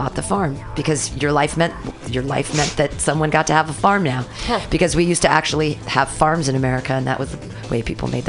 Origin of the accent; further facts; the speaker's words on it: Danville, California, United States; I grew up in California